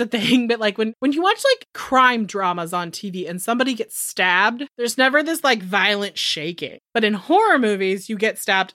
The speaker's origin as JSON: {"language": "English", "region": "Northern California", "country": "United States", "said": "I'm from Northern California"}